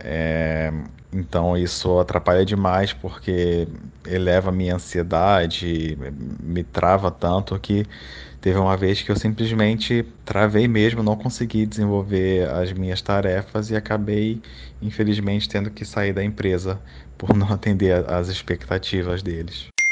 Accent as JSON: {"language": "Portuguese", "region": "Rio de Janeiro", "country": "Brazil", "said": "sou do Rio de Janeiro, tenho trinta e dois anos"}